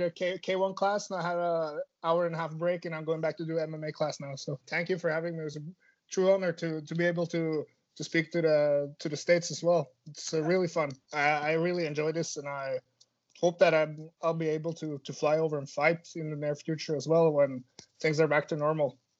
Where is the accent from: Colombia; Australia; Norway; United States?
Norway; also born or lived in Finland; growing up in Norway is uh, it's quite easy compared to the rest of the world